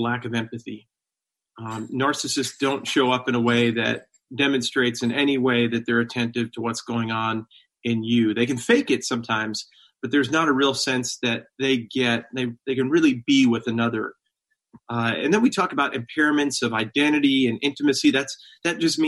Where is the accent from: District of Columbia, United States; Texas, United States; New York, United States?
New York, United States; Long Island; I went to a church like this growing up on Long Island